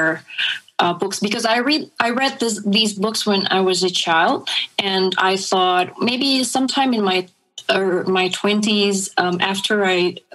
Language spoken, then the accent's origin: English; Jakarta, Indonesia; moved away as an adult; also born or lived in New York; Jakarta is my hometown.